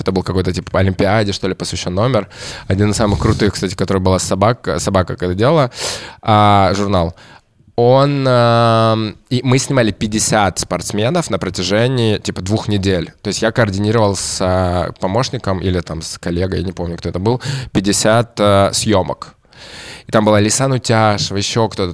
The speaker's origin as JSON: {"language": "Russian", "region": "Kamchatka Krai", "country": "Russia", "tie": "born or raised there", "said": "Я родился на Камчатке"}